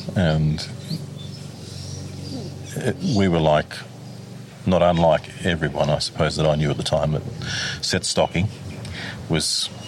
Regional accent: Stewartsbrook, New South Wales, Australia; also born or lived in Queensland; Well, Stewartsbrook predominantly.

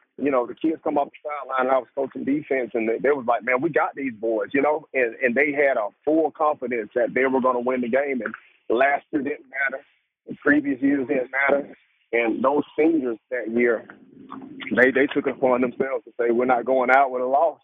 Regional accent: United States; I grew up in Court Hill

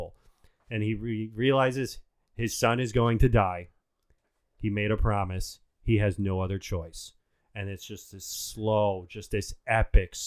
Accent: Illinois, United States; we are Americans from Illinois

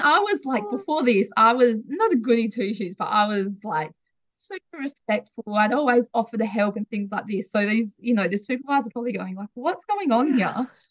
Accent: Wiley, Western Australia, Australia; also born or lived in Perth; now in York, Australia; We absolutely loved growing up in Wiley

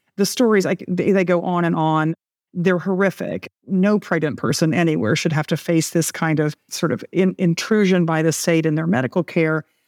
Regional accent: Texas, United States; in Texas in my home state

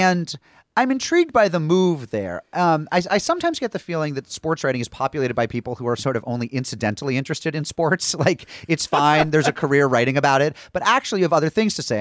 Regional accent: small town New England, United States; I'm from small town New England.

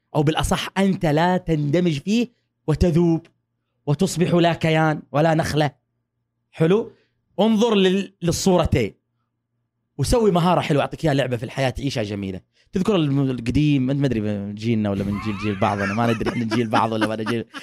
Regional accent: Saudi Arabia; moved away as an adult; also born or lived in Texas, United States; now in United States; أنا من السعودية.

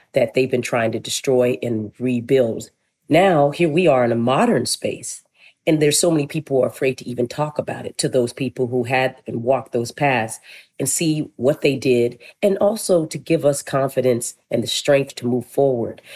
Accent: Flagstaff, Arizona, United States; moved away; also born or lived in Winslow, Arizona / Philadelphia; I was born in Winslow, Arizona. I was raised in Flagstaff

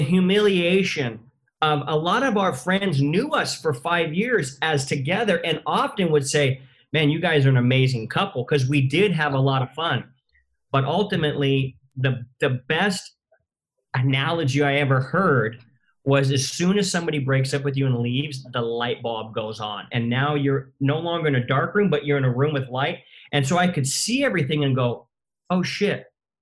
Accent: Southern California, United States; I'm from Southern California

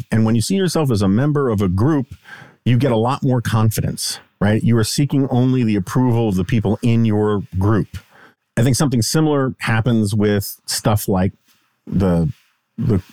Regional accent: New York City, New York, United States; In the 1980s, like growing up in New York City

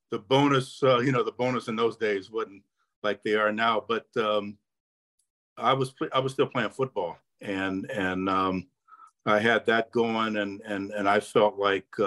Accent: San Diego, California, United States; you know, I grew up in San Diego, and and not only that, their AAA club was in Hawaii, which my dad uh, had just been stationed in uh, Pearl Harbor in, in, in Hawaii.

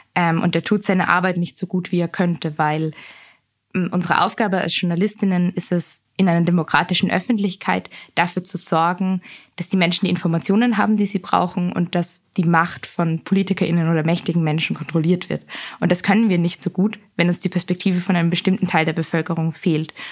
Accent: Vienna, Austria; Ich bin in Wien aufgewachsen

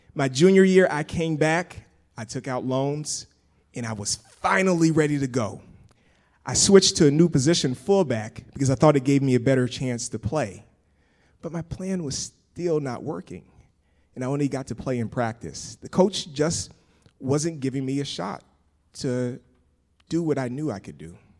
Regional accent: Pensacola, Florida, United States; moved away as an adult; I grew up in Pensacola, Florida

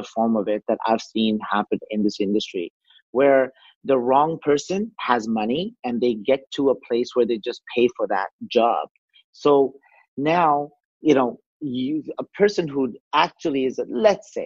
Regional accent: Canada; I, as a Canadian

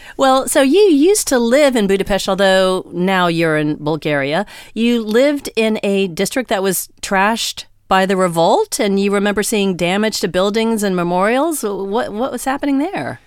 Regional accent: United States; as an American

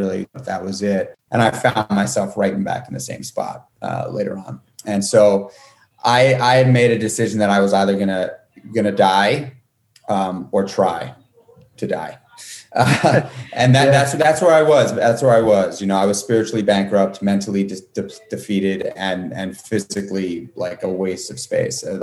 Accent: New York City, New York, United States; I got my first job in a restaurant when I was 12, going on 13 in New York City. I grew up in Manhattan

